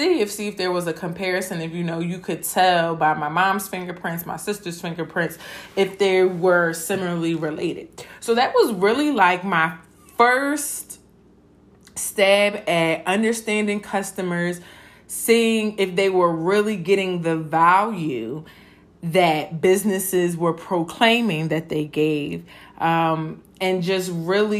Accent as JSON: {"language": "English", "town": "Philadelphia", "region": "Pennsylvania", "country": "United States", "tie": "born or raised there", "said": "I'm from Philadelphia. I went to public school from kindergarten to eighth grade"}